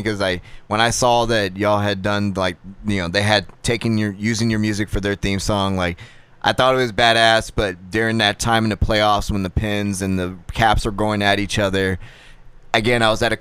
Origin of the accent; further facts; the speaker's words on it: Texas, United States; even though I'm from Texas